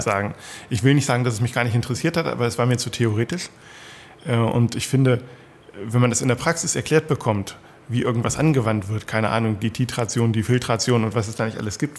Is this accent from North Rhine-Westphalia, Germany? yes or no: no; Sarstedt, Lower Saxony, Germany; ich komme aus Saarstedt